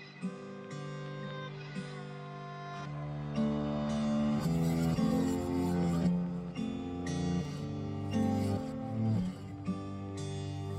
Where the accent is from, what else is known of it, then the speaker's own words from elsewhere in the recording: Canada; We are two Canadian girls